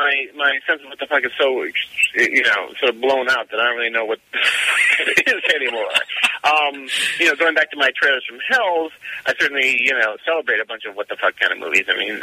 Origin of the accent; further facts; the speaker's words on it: Chicago, Illinois, United States; maybe it's because I grew up around Chicago. Once again, I'm seeing things that sort of remind me of home a bit